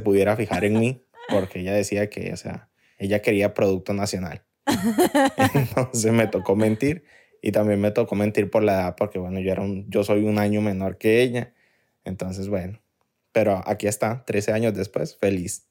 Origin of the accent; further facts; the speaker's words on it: Honduras; now in Houston, United States; yo soy de Honduras